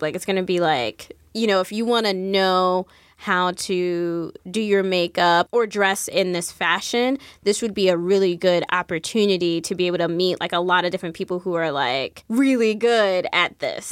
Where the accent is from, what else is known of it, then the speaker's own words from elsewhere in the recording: Jersey City, New Jersey, United States; Growing up in Jersey City